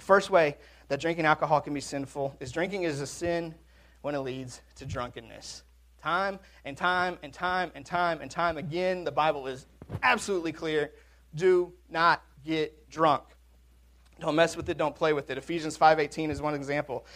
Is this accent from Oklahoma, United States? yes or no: no; Washington, United States; now in Mississippi, United States; I'm from Washington